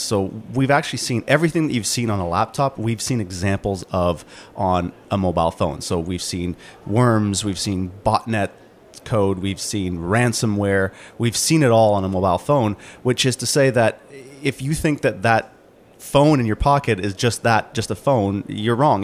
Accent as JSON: {"language": "English", "country": "Canada", "said": "I am from Canada"}